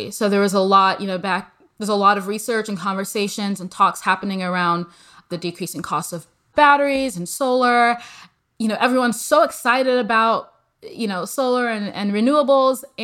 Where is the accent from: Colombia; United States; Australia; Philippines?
United States; Midwest; moved away as an adult; also born or lived in Nigeria / Texas; I came from the Midwest and then I was in Texas and working abroad.